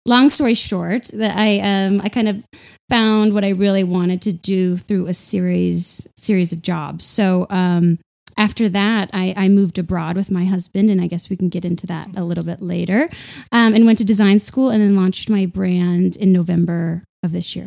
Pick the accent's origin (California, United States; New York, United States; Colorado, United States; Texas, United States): Colorado, United States; Denver; moved away as an adult; also born or lived in London; I'm from Denver. I'd never left before.